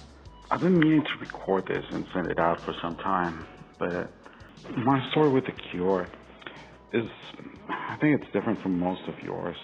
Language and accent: English; Costa Rica; moved away; also born or lived in Venezuela; And in my case, I'm from Costa Rica. I lived all my life until just a couple years ago in different countries in Latin America.